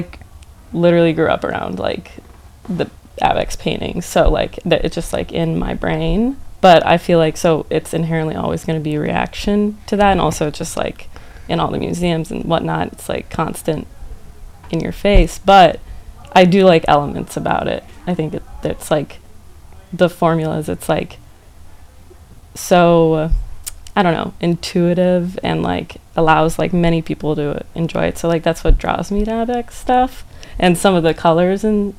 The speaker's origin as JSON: {"language": "English", "region": "New Jersey", "country": "United States"}